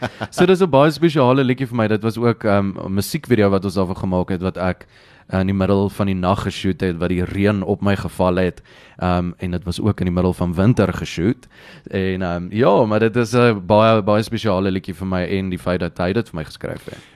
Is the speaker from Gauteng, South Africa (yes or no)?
yes; Pretoria, Gauteng, South Africa; Ek's van Pretoria af, my hele lewe lank in Pretoria groot geword, daar gebly, Dit's my my tuisdorp